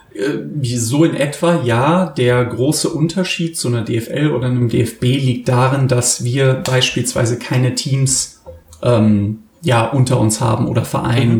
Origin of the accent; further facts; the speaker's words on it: Germany; now in Cologne, Germany; wir als Deutsche